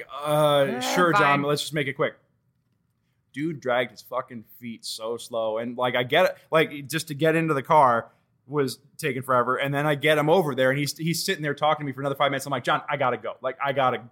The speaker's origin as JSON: {"language": "English", "town": "Washington", "region": "District of Columbia", "country": "United States", "moved": "yes"}